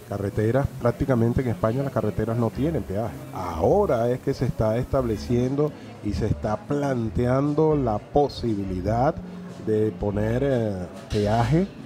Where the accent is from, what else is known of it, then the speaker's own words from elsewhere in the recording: Orlando, Florida, United States; yo vengo de Orlando, en el estado de la Florida, y Orlando es una de las ciudades de Estados Unidos que tiene mayor pago de peajes por kilómetro recorrido.